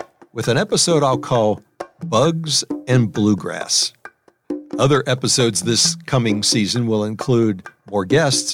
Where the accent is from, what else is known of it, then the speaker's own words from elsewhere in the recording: New Orleans, Louisiana, United States; moved away as an adult; also born or lived in Wisconsin / Illinois / Maryland; My hometown, New Orleans